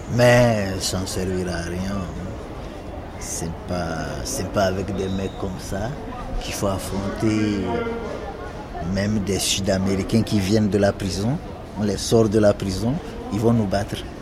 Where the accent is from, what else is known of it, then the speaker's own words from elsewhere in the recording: Lomé, Maritime, Togo; moved away as an adult; also born or lived in Dapaong, Togo; now in Paris, France; Je suis né à Lomé, j'ai fait mes études à Dapan.